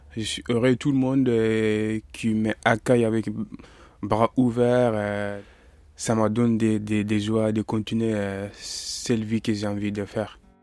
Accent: Mali; also born or lived in Paris; now in France; je viens du Mali, je suis malien

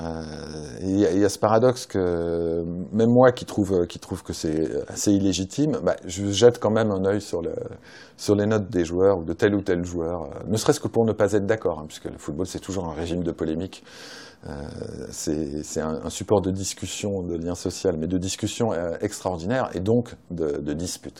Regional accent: Saint-Étienne, Auvergne-Rhône-Alpes, France; je suis stéphanois et je suis euh, supporter de Saint-Etienne

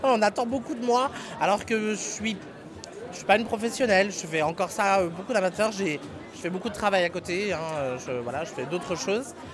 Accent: Mâcon, Bourgogne-Franche-Comté, France; on est de Macon, toutes les deux

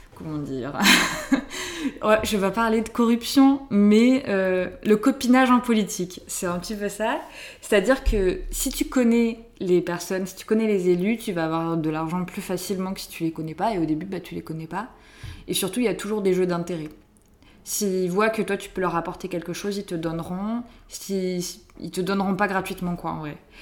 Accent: southern France, France; Je viens d'une euh, petite famille de viticulteurs dans le sud de la France. Mes parents font du vin et j'ai grandi, euh, là-bas

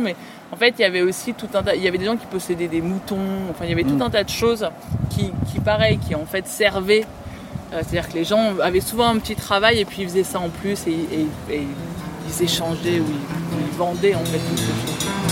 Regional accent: Pierrefitte-sur-Seine, Île-de-France, France; moi j'ai grandi à Pierrefitte

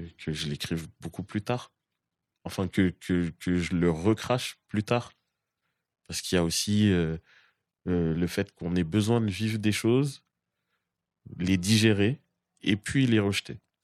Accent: Boulogne-Billancourt, Île-de-France, France; je viens de Boulogne-Billancourt et c'est une des grandes pépinières du, rap

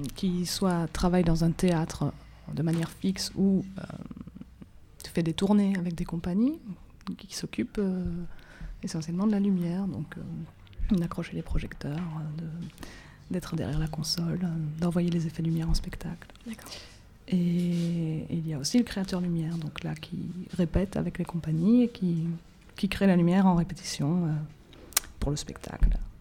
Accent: Belgium; j'ai fait mes études en Belgique, je suis belge

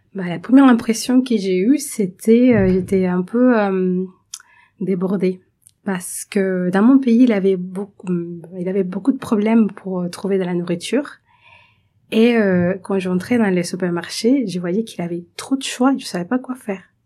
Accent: Venezuela; French is a second language; moved away as an adult; now in France; je suis vénézuélienne

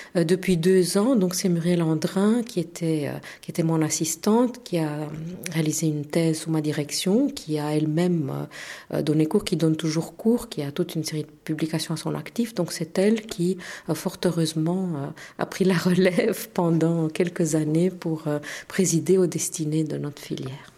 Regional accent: Romania; first language Romanian; French is a second language; moved away as an adult; also born or lived in Bucharest, Romania; now in Belgium; je suis assez intéressée par la perspective de pouvoir redonner cours dans mon pays d'origine, peut-être même dans ma langue d'origine

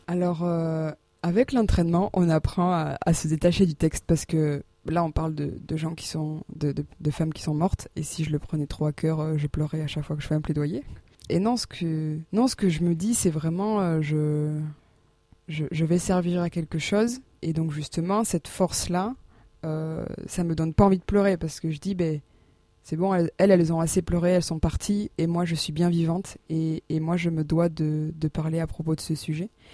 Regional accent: Landes, Nouvelle-Aquitaine, France; moved away as an adult; now in Auch, France; moi je viens des Landes

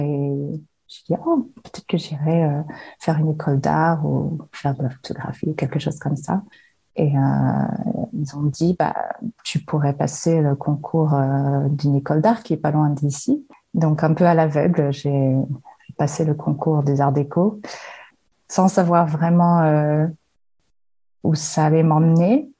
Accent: Western Australia, Australia; also born or lived in Aude, France; now in France; j'ai grandi euh, en Australie occidentale dans le désert

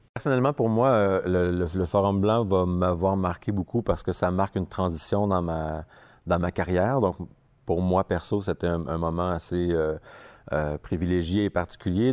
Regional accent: Montreal, Quebec, Canada; Je viens de Montréal, Québec, Canada

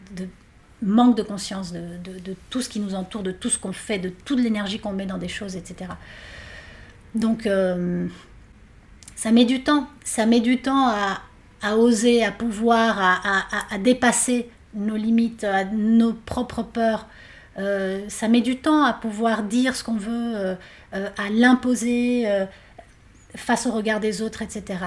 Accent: Argentina; moved away; je viens d'Argentine

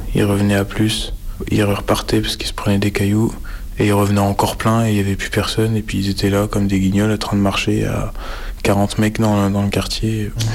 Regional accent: Brest, Brittany, France; je vis à Brest euh, depuis que je suis né

